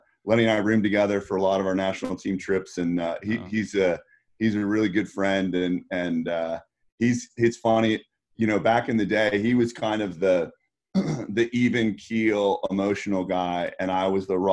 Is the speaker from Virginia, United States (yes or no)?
yes; Northern Virginia, United States; I grew up in Northern Virginia and kind of in the DC area